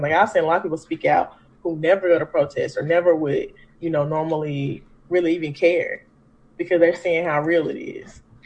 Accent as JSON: {"language": "English", "town": "Memphis", "region": "Tennessee", "country": "United States", "tie": "born or raised there", "said": "I am a native Memphian, so I'm from the South"}